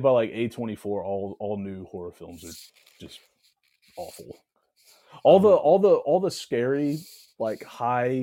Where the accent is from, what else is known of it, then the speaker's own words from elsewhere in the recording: Chandler, Arizona, United States; growing up where we grew up in Chandler